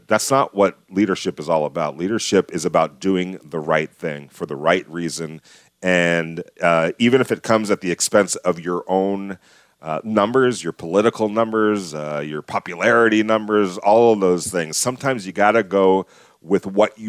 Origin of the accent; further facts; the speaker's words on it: Los Angeles, California, United States; now in Las Vegas, United States; I come from Los Angeles.